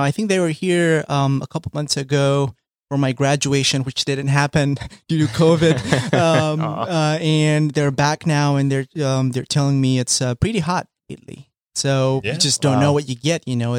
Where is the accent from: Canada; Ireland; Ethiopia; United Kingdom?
Ethiopia; Addis Ababa; English is a second language; moved away as an adult; now in Akron, United States; Ethiopia, right from the heart of it, from Addis Ababa.